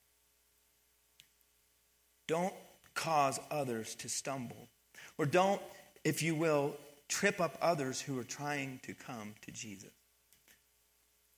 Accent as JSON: {"language": "English", "region": "Pennsylvania", "country": "United States", "tie": "born or raised there", "also_born_or_lived": "Missouri", "moved": "as an adult", "said": "I grew up in Pennsylvania"}